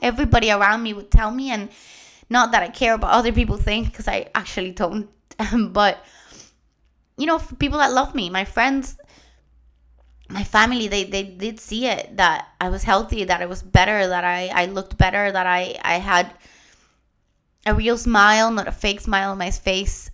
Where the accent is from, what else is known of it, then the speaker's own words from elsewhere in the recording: Puerto Rico; first language Spanish; English is a second language; moved away; also born or lived in Germany; I'm Puerto Rican. My first language is Spanish